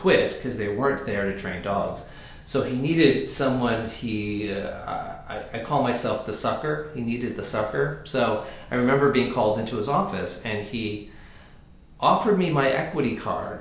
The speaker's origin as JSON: {"language": "English", "region": "Connecticut", "country": "United States", "said": "I'm from Connecticut, and when I was in high school, I wanted to be an actor"}